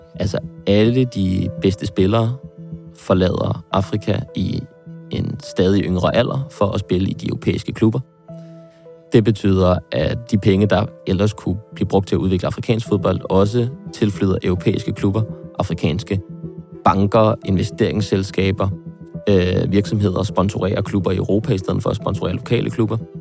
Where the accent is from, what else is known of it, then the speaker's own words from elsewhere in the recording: Frederiksberg, Capital Region of Denmark, Denmark; hjemme på Frederiksberg